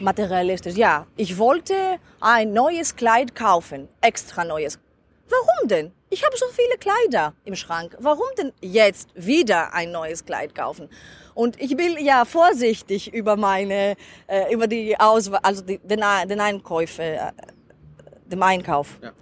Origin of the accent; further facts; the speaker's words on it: Crete, Greece; German is a second language; ich bin auf Kreta geboren äh, und dort ist mein Dorf